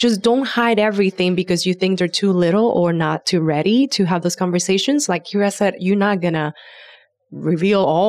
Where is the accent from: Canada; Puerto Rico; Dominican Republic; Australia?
Puerto Rico; growing up in Puerto Rico, I didn't have a grandfather that was all respectful